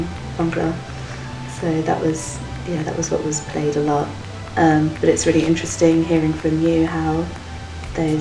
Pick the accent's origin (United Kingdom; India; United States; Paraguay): United Kingdom; London; I grew up in West London, Southall